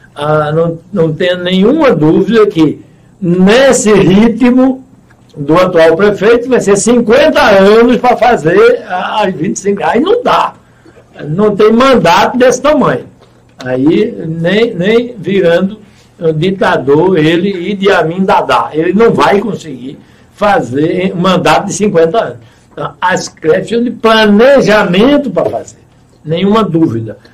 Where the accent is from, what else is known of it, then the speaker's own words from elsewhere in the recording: Goiana, Pernambuco, Brazil; Eu nasci lá no Belarmino Correia e ele está do mesmo tamanho de quando eu nasci